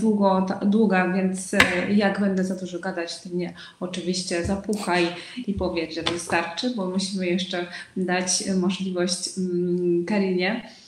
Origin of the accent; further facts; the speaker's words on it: Uzbekistan; Polish is a second language; moved away as an adult; also born or lived in Łódź, Poland; now in Kraków, Poland; pochodzę z Uzbekistanu, choć Uzbeczką nie jestem. E, urodziłam się w Związku Radzieckim